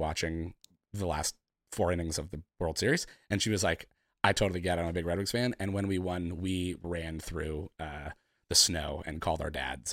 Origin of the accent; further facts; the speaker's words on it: San Francisco, California, United States; moved away as an adult; now in New York, United States; I'm from San Francisco. Um, I've lived in New York for about